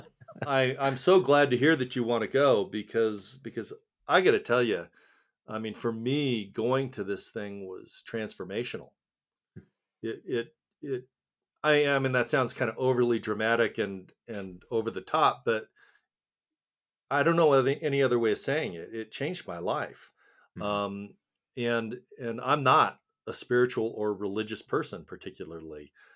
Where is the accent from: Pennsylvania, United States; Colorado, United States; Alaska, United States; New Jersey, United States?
Colorado, United States; Littleton; also born or lived in Seoul, Korea; I grew up in Littleton, Colorado